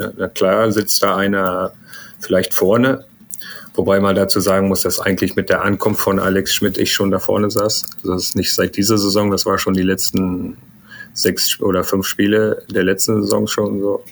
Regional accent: Germany; Ich bin ja hier aufgewachsen in Deutschland. Vater ist Iraner, Mutter ist Deutsch.

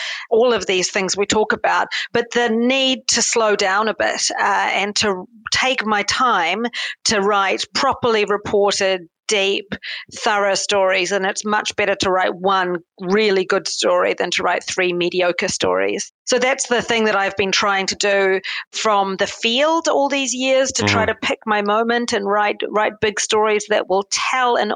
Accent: Hastings, Hawke's Bay, New Zealand; moved away as an adult; also born or lived in London / Washington / Seoul / Tokyo; I grew up in a very normal household in Hastings, provincial New Zealand.

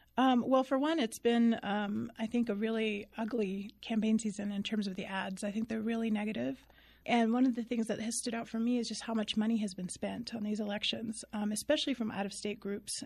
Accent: Deming, New Mexico, United States; moved away as an adult; also born or lived in Tucson, Arizona / Los Angeles, California; now in Albuquerque, United States; I'm originally from Deming, New Mexico. So, uh, I was born and raised in the southern part of the state

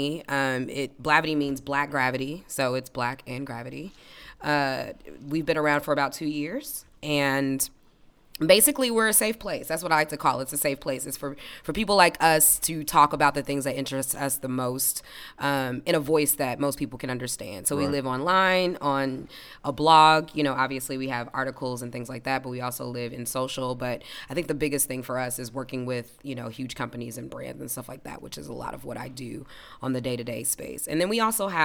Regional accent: Indianapolis, Indiana, United States; Naptown native

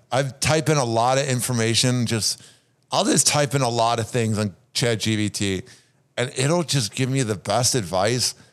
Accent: Chicago, Illinois, United States; I'm from Chicago. There's nothing else to do but watch sports in the winter

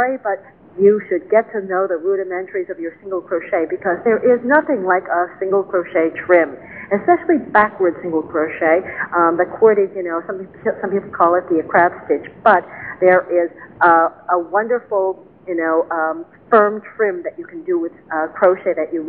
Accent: New York City, New York, United States; growing up in New York City

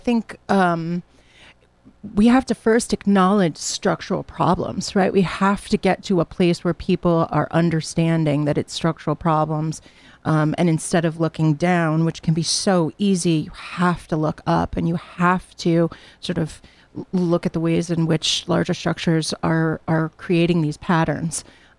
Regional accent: Hamden, Connecticut, United States; now in New Jersey; I'm very lucky because I've been able to start again here at Southern in my hometown. You know, I grew up in Hamden, but I worked for many, many years out in New Jersey.

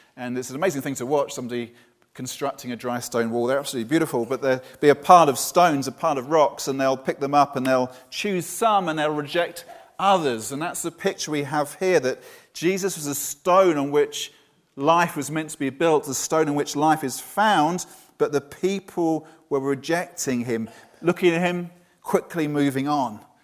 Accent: Brighton, South East England, United Kingdom; also born or lived in Bournemouth; now in Poole, United Kingdom; my hometown was Brighton

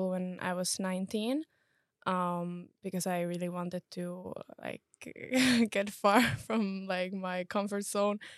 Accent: Finland; English is a second language; also born or lived in Czech Republic; now in Estonia; So I'm from Finland. And before coming to Estonia, I studied in Czech Republic.

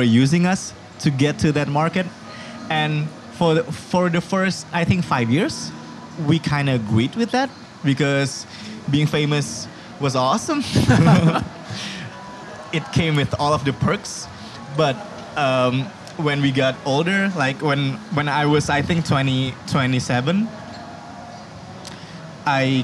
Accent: Bogor, West Java, Indonesia; English is a second language; Bogor is my home. Bogor is my hometown

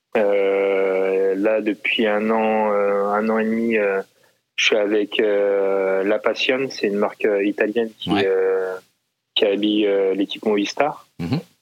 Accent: Versailles, Île-de-France, France; je né, je suis né à Versailles, en région parisienne

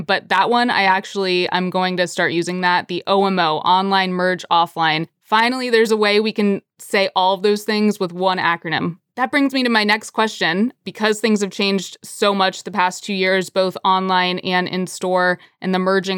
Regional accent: United States; as an American

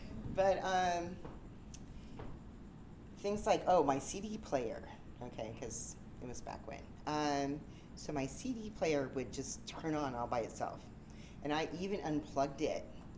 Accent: San Diego, California, United States; I'm from San Diego.

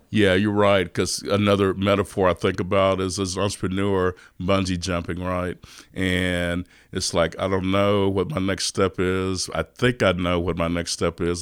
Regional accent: Austin, Texas, United States; I was, uh, born and raised in East Austin

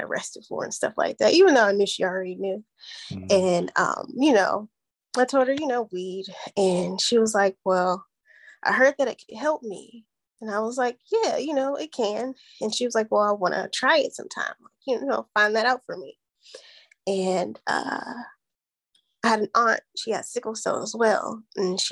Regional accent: Atlanta, Georgia, United States; also born or lived in Youngstown, Ohio; now in Phoenix, United States; I grew up in Atlanta, Georgia

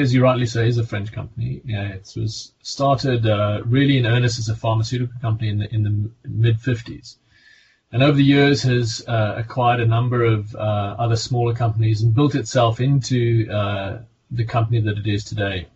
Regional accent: South Africa; accent: South African; also born or lived in Hampshire; now in United Kingdom; You can hear by my accent, I'm originally South African.

